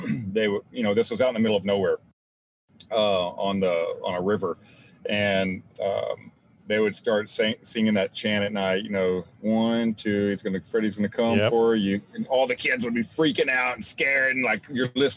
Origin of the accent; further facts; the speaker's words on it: Zephyr, Texas, United States; now in Houston, United States; I grew up in Zephyr, Texas.